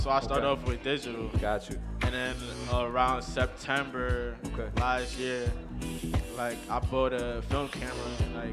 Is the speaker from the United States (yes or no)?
yes; New York City, New York, United States; Um, I grew up in South Jamaica, Queens. My family is from Jamaica.